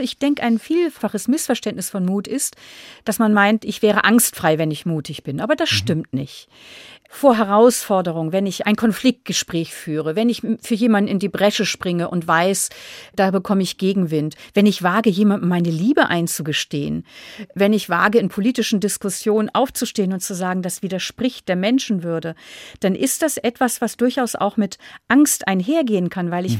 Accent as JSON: {"language": "German", "region": "Northern Germany", "country": "Germany", "also_born_or_lived": "Munich, Germany", "moved": "as an adult", "lives_now": "Austria", "said": "als Norddeutsche"}